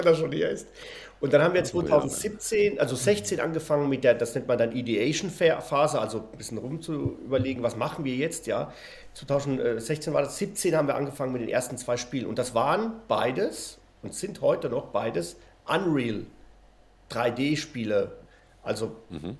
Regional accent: Spain; moved away; Ich bin ja in Spanien aufgewachsen

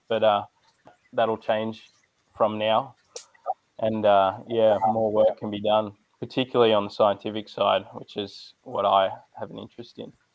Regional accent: Sydney, New South Wales, Australia; I'm from Sydney, New South Wales. Uh, grew up here my whole life.

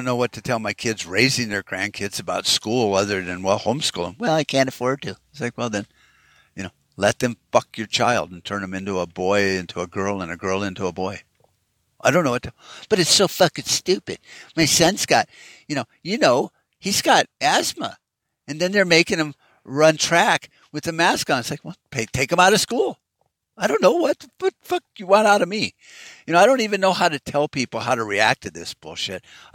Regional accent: United States; I'm an American just like you

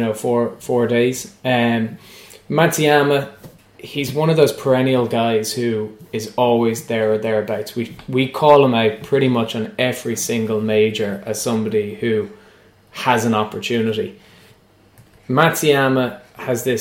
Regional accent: Ireland; as an Irish perspective

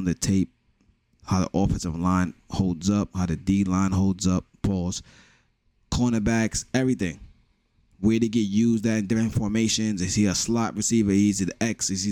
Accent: New York City, New York, United States; you can tell from my accent, I am from New York, from the Bronx

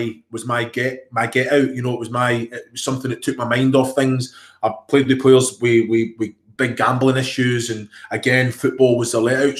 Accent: Scotland, United Kingdom; accent: Glaswegian; moved away as an adult; also born or lived in Kilmarnock / Glasgow; I'm Scottish born and bred.

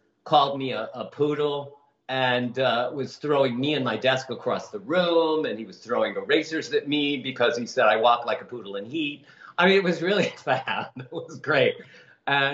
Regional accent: Chicago, Illinois, United States; moved away as an adult; also born or lived in New York; now in Los Angeles, United States; growing up in Chicago and then running away to New York at 19

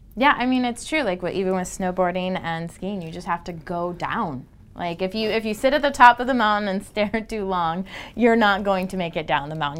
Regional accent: Texas, United States; now in Utah, United States; I grew up in Texas

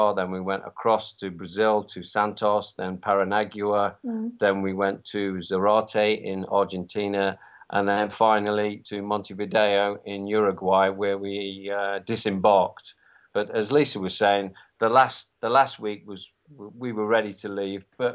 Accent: Nottingham, East Midlands, United Kingdom; I'm from Nottingham in the UK

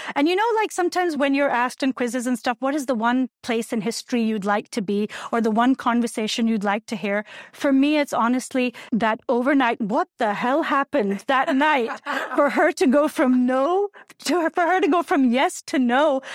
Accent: Pakistan; moved away as an adult; now in United States; when I was growing up in Pakistan in the nineteen eighties

